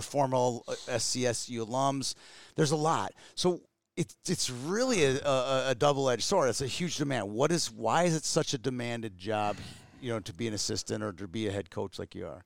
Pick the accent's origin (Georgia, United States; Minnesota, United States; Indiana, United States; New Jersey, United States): Minnesota, United States; Twin Cities; me growing up in the Twin Cities